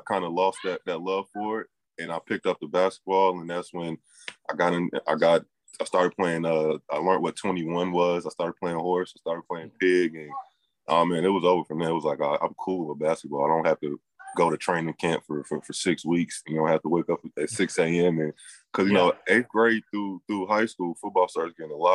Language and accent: English; Atlanta, Georgia, United States; also born or lived in Brooklyn, New York; I was born in Brooklyn, New York. So when I came to Atlanta